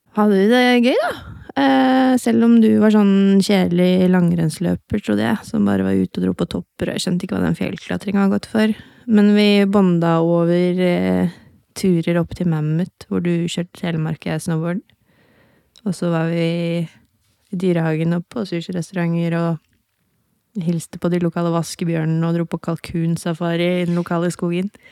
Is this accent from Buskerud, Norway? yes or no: yes; Hokksund, Buskerud, Norway; Jeg er fra Hokksund